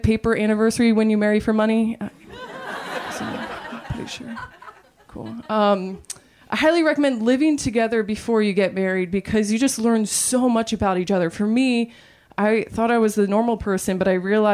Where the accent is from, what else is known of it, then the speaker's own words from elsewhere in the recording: Maryland, United States; moved away; I'm from Maryland